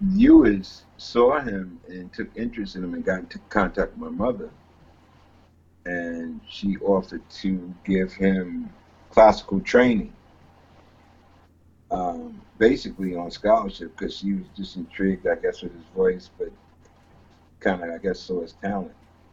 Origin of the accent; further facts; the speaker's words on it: Greenburgh, New York, United States; We grew up in a small town called Greenberg, New York, which is a township of White Plains.